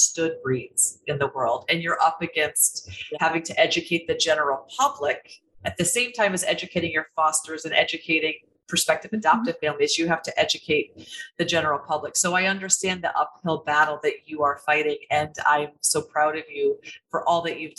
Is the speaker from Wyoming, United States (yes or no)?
no; Waterloo, Iowa, United States; moved away; I just went home. I'm from Iowa. I went home 10 days ago to my little hometown